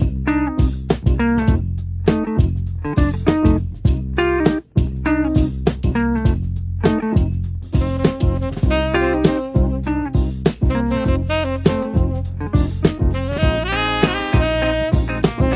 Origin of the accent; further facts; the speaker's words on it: Boston, Massachusetts, United States; moved away as an adult; also born or lived in Brooklyn, New York City; now in Berlin, Germany; I'm originally from Boston, Massachusetts, born and raised there